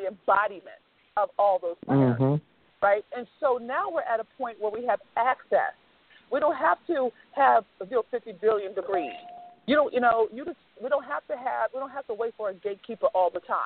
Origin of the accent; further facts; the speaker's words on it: Baltimore, Maryland, United States; Baltimore, which is my hometown